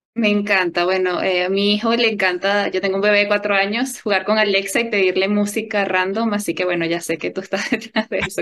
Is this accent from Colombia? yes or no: no; Venezuela; como venezolana